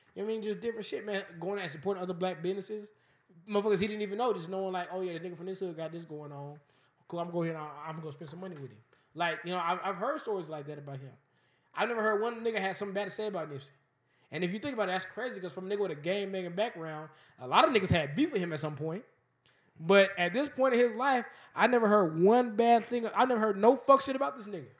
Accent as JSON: {"language": "English", "town": "Las Vegas", "region": "Nevada", "country": "United States", "tie": "born or raised there", "said": "I'm born and raised in Vegas. I, I've only lived in Vegas."}